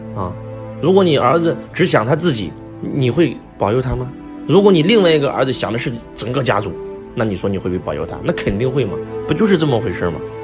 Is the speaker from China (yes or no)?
yes; China; 我们中国人的信仰是敬天发主